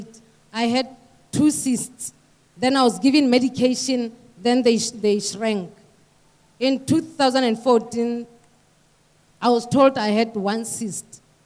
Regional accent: Gaborone, South-East District, Botswana; I come from Gaborone, Botswana.

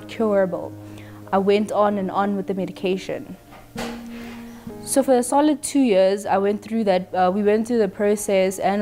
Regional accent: Pretoria, Gauteng, South Africa; I'm from Pretoria

